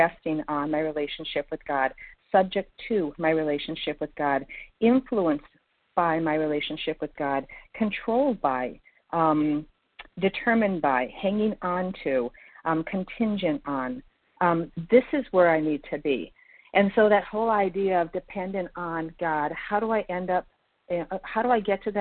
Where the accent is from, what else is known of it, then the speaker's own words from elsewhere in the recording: Minnesota, United States; now in Florida, United States; I'm from Minnesota but currently in Florida